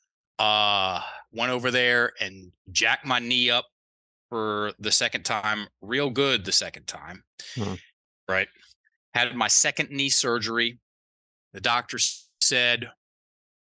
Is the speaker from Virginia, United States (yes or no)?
yes; Virginia, United States; accent: Southern; also born or lived in Thailand; I'm from Virginia. Both sets of my, both mom's side, dad's side, they're from Virginia too